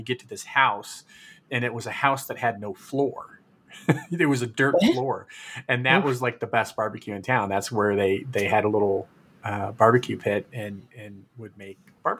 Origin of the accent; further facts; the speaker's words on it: Fresno, California, United States; also born or lived in Chattanooga, United States; And I think it comes from growing up in Fresno, where if you didn't drive, you couldn't go anywhere. It's like you needed to have a car in California.